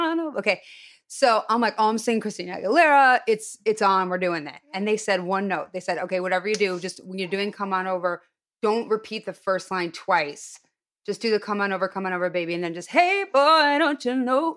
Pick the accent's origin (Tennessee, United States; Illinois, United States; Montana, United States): Illinois, United States; Highland Park; moved away; I'm from Highland Park, which was the Jewish suburb